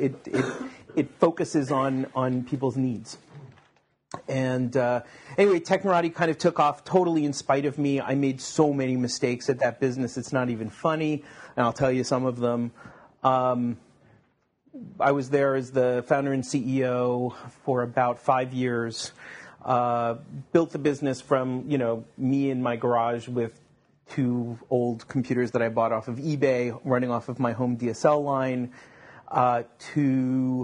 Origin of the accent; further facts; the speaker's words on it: Long Island, New York, United States; also born or lived in Japan; now in Silicon Valley, United States; I grew up in Long Island, or Long Island.